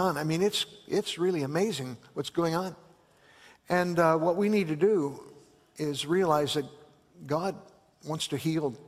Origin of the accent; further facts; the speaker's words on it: Chicago, Illinois, United States; I grew up in Chicago